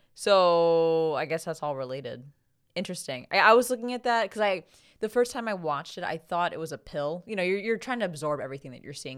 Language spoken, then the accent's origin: English; United States; as an American